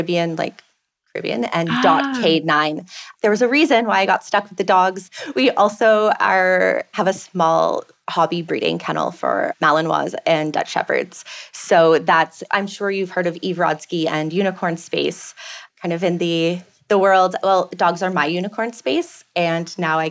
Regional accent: Belleville, Ontario, Canada; moved away as an adult; also born or lived in Ottawa; now in Carriacou, Grenada; I was born and raised in Belleville

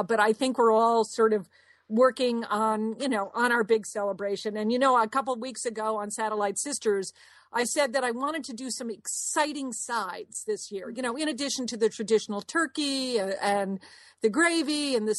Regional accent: Connecticut, United States; moved away as an adult; also born or lived in New Orleans; now in Dallas, United States; we grew up in Connecticut

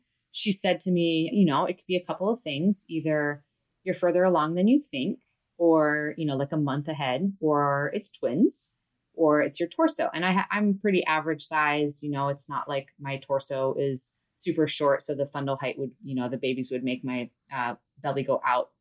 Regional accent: Big Island of Hawaii, United States; I am from the Big Island of Hawaii, born and raised here

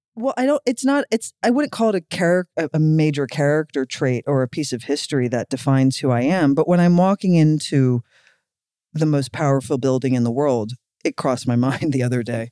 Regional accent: Philadelphia, Pennsylvania, United States; we're both from Philly

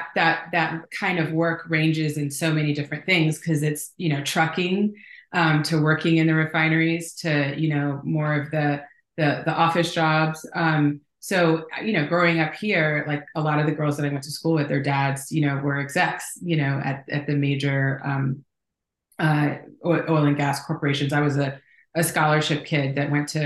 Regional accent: Houston, Texas, United States; moved away as an adult; also born or lived in Los Angeles; I'm from Houston. I'm seventh generation Houstonian

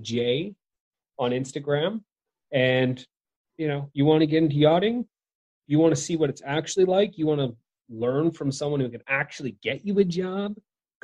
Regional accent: Victoria, British Columbia, Canada; my hometown's named after the Queen Victoria.

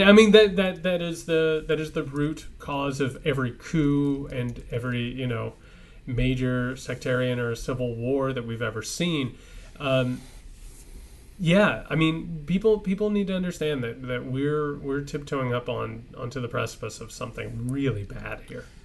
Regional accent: Indiana, United States; I'm from Indiana.

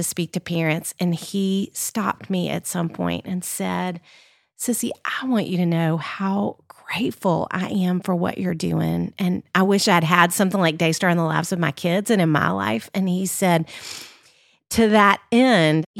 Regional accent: Little Rock, Arkansas, United States; now in Nashville, United States; I grew up in Little Rock, Arkansas. I live in Nashville, obviously, now.

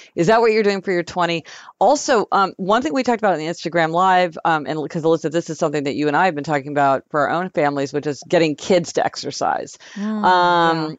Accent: Kansas City, United States; now in New York City, United States; when we were growing up in Kansas City

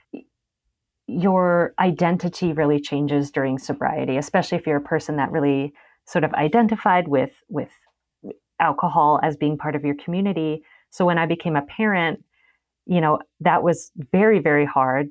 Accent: Las Vegas, Nevada, United States; moved away; also born or lived in Chicago; I'm from Vegas

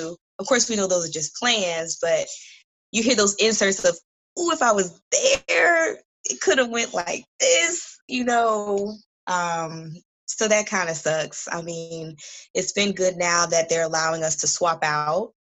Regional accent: Connecticut, United States; now in Tallahassee, United States; I'm originally from Connecticut, but I've been here in Tallahassee for like 20 years

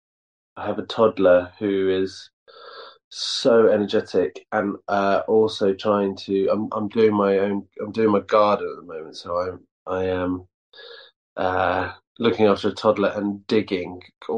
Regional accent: Llandrindod Wells, Wales, United Kingdom; also born or lived in Aberystwyth, Wales / Cardiff, Wales; I was born in Aberystwyth, but I grew up in Llandrindod, Wales, which is this really small town of like 2,000 people.

